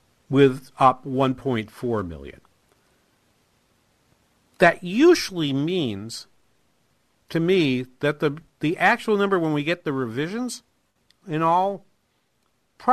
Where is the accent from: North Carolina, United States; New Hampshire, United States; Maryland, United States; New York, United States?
New Hampshire, United States; moved away; I'm originally from New Hampshire